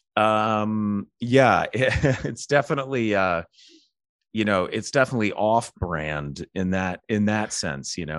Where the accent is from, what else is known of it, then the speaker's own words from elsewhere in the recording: Alabama, United States; I grew up in the South. I grew up in Alabama